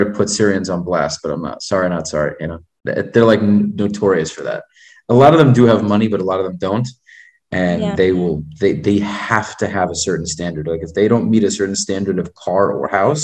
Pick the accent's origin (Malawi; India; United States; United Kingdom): United States; also born or lived in Miami, Florida; I'm an American guy